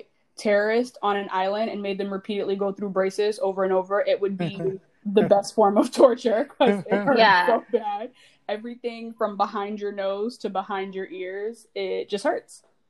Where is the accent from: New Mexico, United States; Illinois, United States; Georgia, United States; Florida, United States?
Georgia, United States; I'm from Georgia.